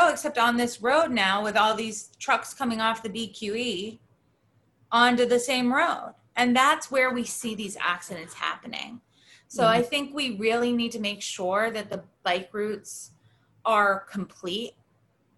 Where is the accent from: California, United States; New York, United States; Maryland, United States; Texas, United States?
New York, United States; Rochester; I grew up in Rochester, New York.